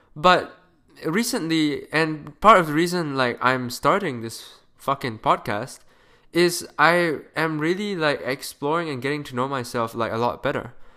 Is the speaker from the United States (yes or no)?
no; Malaysia; moved away as an adult; now in Canada; I am a Malaysian kid currently studying in Canada.